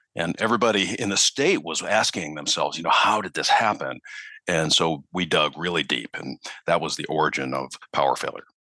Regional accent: Minneapolis, Minnesota, United States; also born or lived in Chicago, Illinois; now in Charleston, United States; I'm actually from Minneapolis originally

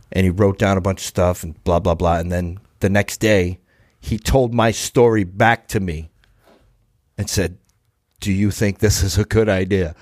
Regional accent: Brockton, Massachusetts, United States; I'm from Brockton

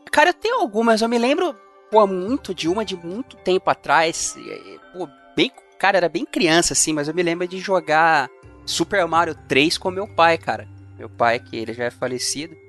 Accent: São Bernardo do Campo, São Paulo, Brazil; na minha cidade natal, São Bernardo do Campo

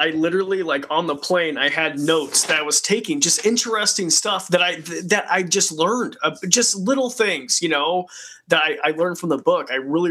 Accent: Idaho, United States; So I grew up in the middle of nowhere in Roby Creek, Idaho.

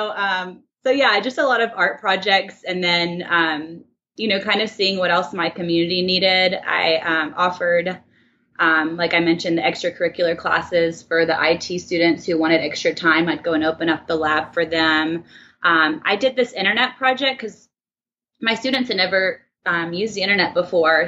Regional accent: Birmingham, Alabama, United States; moved away as an adult; I'm um, from Birmingham, Alabama. I grew up there.

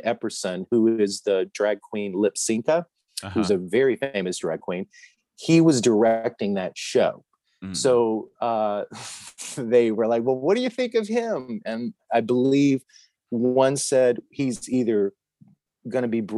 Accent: Louisiana, United States; I went to college and I grew up in Louisiana, and I went to a Southern Baptist college.

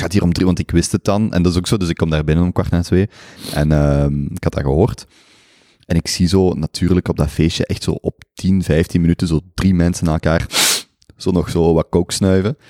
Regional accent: Belgium; als Belg

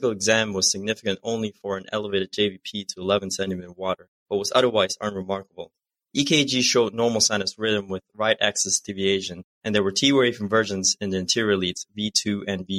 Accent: Malaysia; moved away as an adult; now in United States; I'm originally from Malaysia and I came to the States for internal medicine residency at Lankenau.

